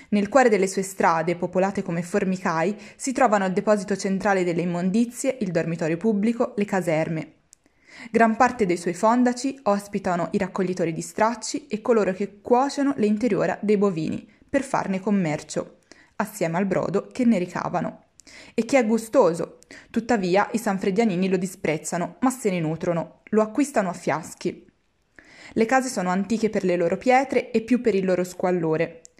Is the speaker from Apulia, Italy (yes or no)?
no; Florence, Tuscany, Italy; Firenze, che è la mia città d'origine